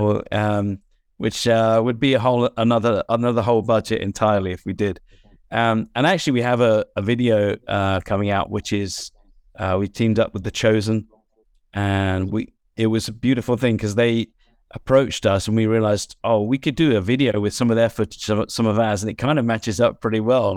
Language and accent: English; England, United Kingdom; as an English person